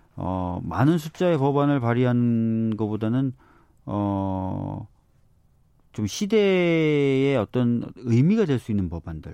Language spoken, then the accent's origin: Korean; Seoul, South Korea; 네, 서울에서 태어났어요